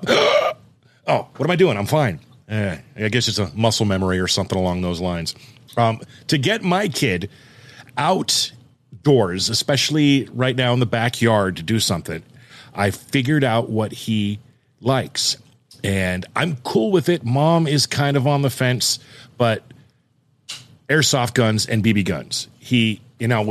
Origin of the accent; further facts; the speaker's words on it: Southern California, United States; now in Oregon, United States; I'm from Southern California